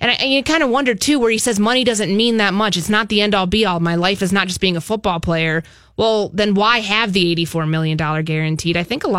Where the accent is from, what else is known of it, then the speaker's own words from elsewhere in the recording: Chicago, Illinois, United States; also born or lived in Bay Area; Exactly. I'm from Chicago originally, so I love the Midwest. I know I'm used to big cities. You know, I lived in the Bay Area before I came here